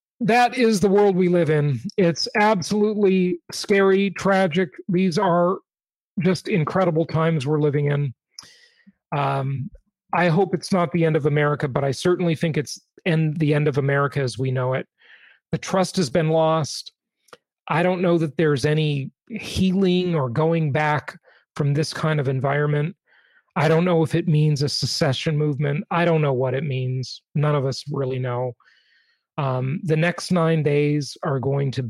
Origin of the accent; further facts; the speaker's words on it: Los Angeles, California, United States; also born or lived in Orange County; I grew up in Los Angeles